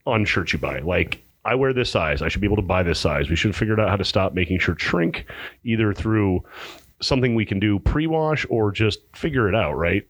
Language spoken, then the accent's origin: English; Pinetop-Lakeside, Arizona, United States; now in Phoenix, United States; I'm from Pine Top Lakeside